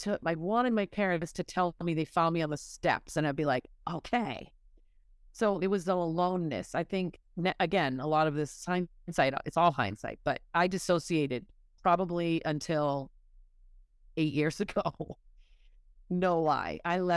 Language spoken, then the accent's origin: English; Massachusetts, United States; I grew up in Massachusetts.